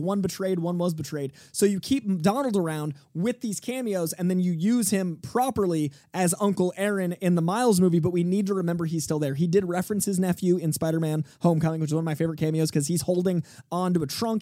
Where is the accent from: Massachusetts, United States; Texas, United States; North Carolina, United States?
Massachusetts, United States; Boston; as a Bostonian